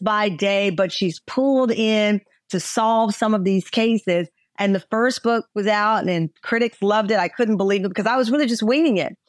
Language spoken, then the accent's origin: English; Texas, United States; moved away as an adult; also born or lived in Chicago; I'm a Texan